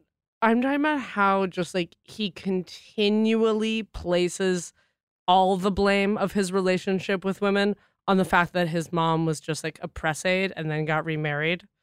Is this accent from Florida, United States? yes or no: no; Boston, Massachusetts, United States; moved away; we're from Boston